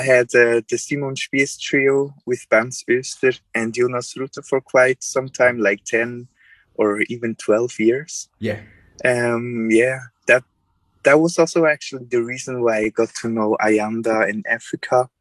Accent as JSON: {"language": "English", "country": "Switzerland", "tie": "born or raised there", "also_born_or_lived": "Paris, France / Berlin, Germany / Mannheim, Germany", "moved": "as an adult", "said": "I'm a saxophonist from Switzerland. I grew up in Switzerland"}